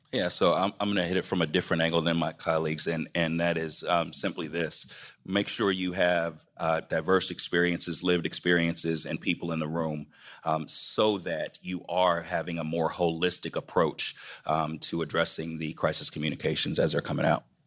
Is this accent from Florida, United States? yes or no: no; Atlanta, Georgia, United States; in my hometown